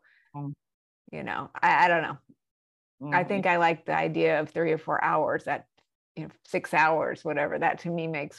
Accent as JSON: {"language": "English", "town": "Albuquerque", "region": "New Mexico", "country": "United States", "tie": "born or raised there", "said": "I grew up in Albuquerque, New Mexico. A lot of people go, Mexico? No, it's New Mexico. It's a state."}